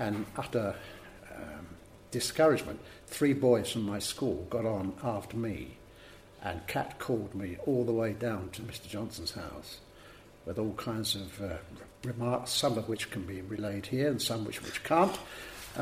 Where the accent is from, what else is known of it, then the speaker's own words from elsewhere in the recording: Cambridge, East of England, United Kingdom; I was born in Cambridge